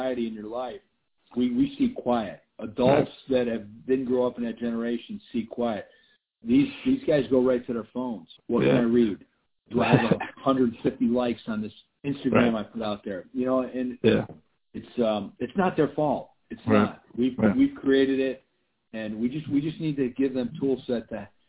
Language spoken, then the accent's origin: English; Syracuse, New York, United States; moved away; I grew up in Syracuse, New York